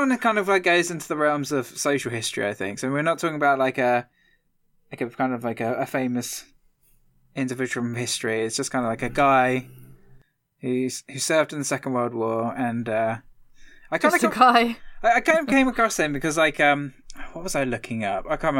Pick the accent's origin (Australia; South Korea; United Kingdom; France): United Kingdom; East of England; I'm obviously from Essex, so I like hearing that little, like, that thing.